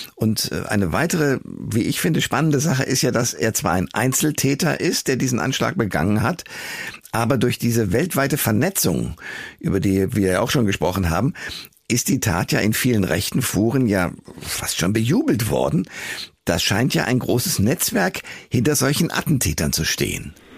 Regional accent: Marburg, Hesse, Germany; aus meiner äh, fast Heimatstadt Marburg an der Lahn in Hessen

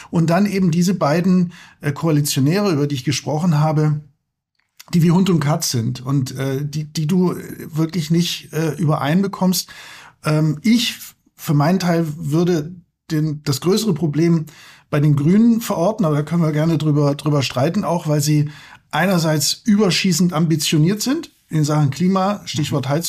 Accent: Wullenstädten, Germany; now in Berlin, Germany; es ist eben nicht so leicht, ähm, äh, in Wullenstädten, wo ich aufgewachsen bin, äh, kein Auto zu haben. Der Name äh, deutet schon an, dass es sich eher um einen kleineren Ort handelt.

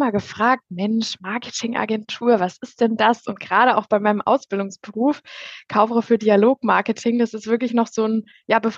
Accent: Hirscheid, Germany; Ich komme aus Hirscheid

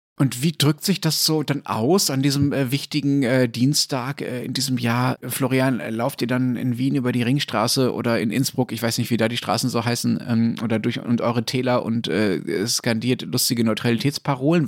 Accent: Germany; als Deutsche

